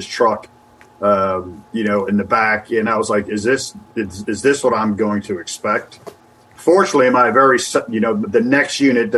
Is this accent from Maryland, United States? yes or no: yes; Annapolis, Maryland, United States; also born or lived in West Virginia; I grew up in Annapolis